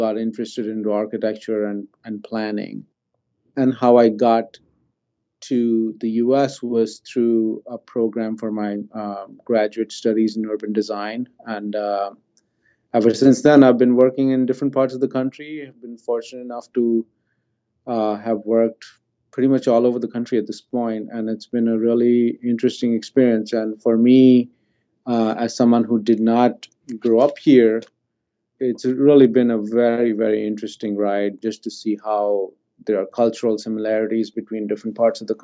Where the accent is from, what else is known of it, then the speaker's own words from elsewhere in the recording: India; now in Maryland, United States; I grew up in India